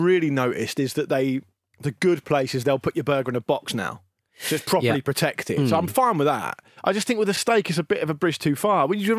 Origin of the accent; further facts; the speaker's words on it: Portsmouth, South East England, United Kingdom; I'm from fucking Portsmouth.